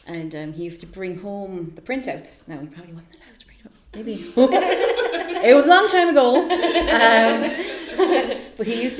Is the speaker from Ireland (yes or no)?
yes; Limerick, Munster, Ireland; I'm from Limerick